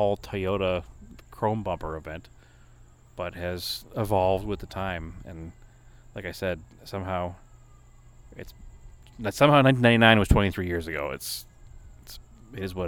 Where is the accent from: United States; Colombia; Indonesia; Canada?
United States; East Coast; growing up on the East Coast